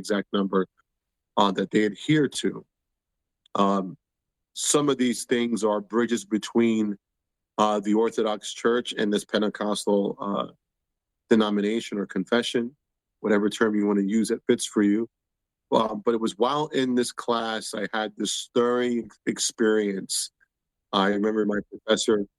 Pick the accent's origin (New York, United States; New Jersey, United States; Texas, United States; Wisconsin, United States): New Jersey, United States; Somerset; I grew up in Somerset, New Jersey, which I jokingly tell people was Pleasantville, USA